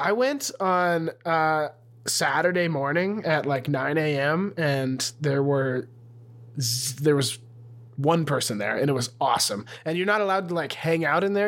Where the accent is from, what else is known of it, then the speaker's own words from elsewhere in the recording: Montana, United States; now in Austin, United States; I left Montana